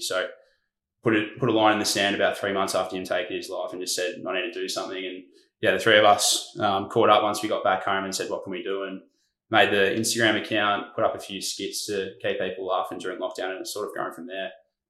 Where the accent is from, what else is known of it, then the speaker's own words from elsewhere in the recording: Mornington Peninsula, Victoria, Australia; Was born and bred on the Mornington Peninsula where we are at the moment, which is southeast of Melbourne.